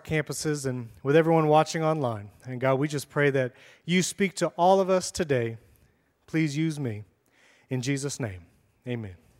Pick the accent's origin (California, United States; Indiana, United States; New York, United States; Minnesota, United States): New York, United States; moved away as an adult; now in Florida, United States; I'm from New York